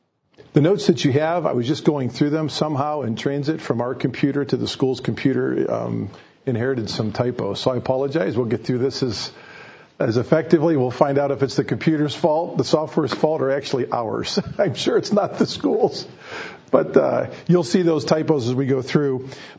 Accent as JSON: {"language": "English", "region": "Ohio", "country": "United States", "tie": "born or raised there", "said": "I grew up in the Ohio Bible Fellowship."}